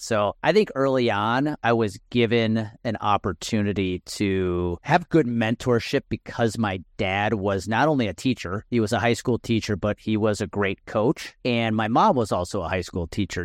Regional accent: Milwaukee area, Wisconsin, United States; I was rooting for the Brewers as a kid because they were my hometown team

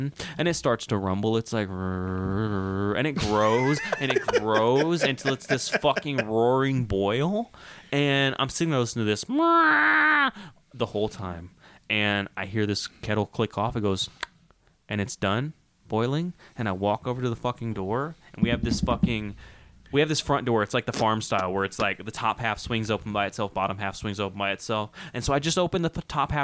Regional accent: Las Vegas, Nevada, United States; also born or lived in Conroe, Texas; I was born in Texas, and I moved to Vegas at 7. So Jesus I don't got the accent no more.

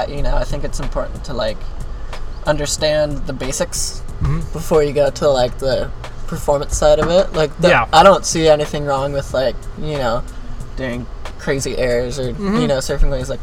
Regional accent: San Diego, California, United States; also born or lived in Oceanside / Capo Beach; I was born in San Diego.

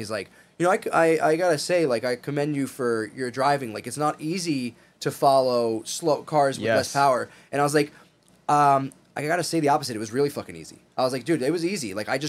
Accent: East Coast, United States; I'm from the East Coast, I'm a Front Street guy.

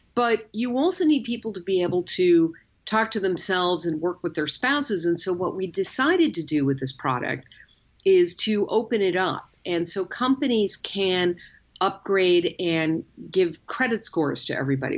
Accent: Chicago, Illinois, United States; my hometown of Chicago

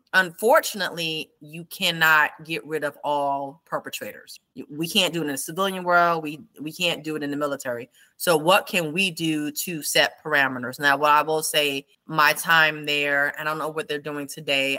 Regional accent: New York City, New York, United States; moved away as an adult; born and raised in New York City.

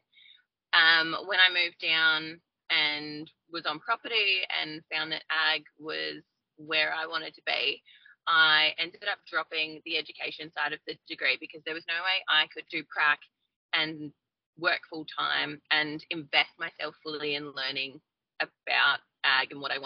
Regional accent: Queensland, Australia; moved away as an adult; also born or lived in Victoria, Australia; now in New South Wales, Australia; I was born in Victoria and we moved up to Queensland when I was 10. So raised up there

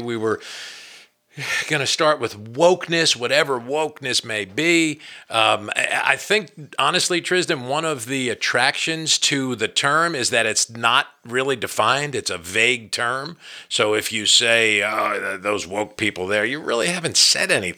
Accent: New Jersey, United States; accent: northeastern; moved away as an adult; now in Berea, United States; I grew up in New Jersey and probably still carry a little bit of that northeastern accent

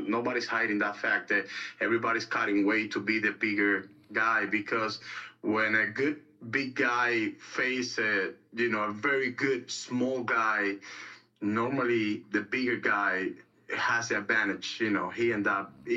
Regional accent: Cuba; moved away; I was born and raised in Cuba.

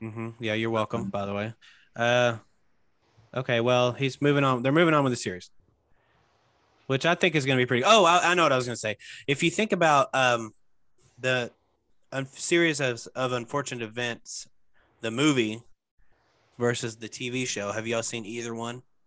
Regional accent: Arkansas, United States; now in Memphis, United States; I'm originally from Arkansas

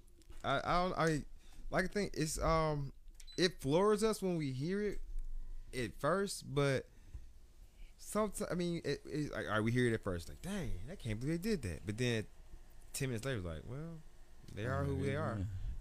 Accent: Atlanta, Georgia, United States; So I grew up in Atlanta. Like, most of my high school was black.

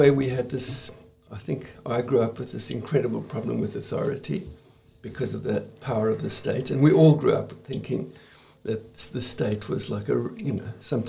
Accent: South Africa; Well, it was a pretty strange place, as you can imagine. We felt incredibly isolated, always.

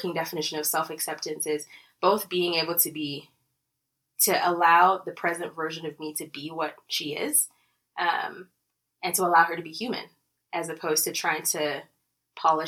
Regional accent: Lagos, Nigeria; moved away as an adult; now in Colorado, United States; I grew up in Nigeria, in Lagos, Nigeria

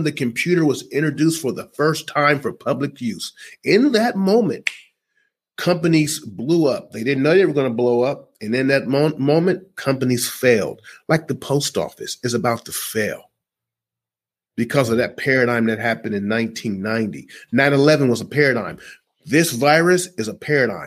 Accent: United States; I'm an American

